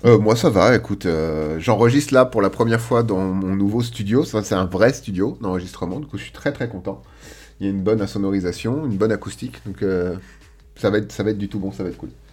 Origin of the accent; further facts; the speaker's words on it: France; nous, petits français